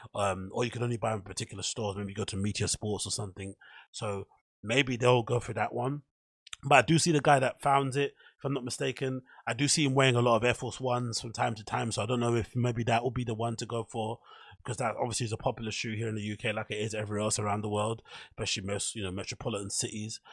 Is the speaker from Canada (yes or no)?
no; Ends, London, United Kingdom; I grew up in Ends and I'm from a rough part of town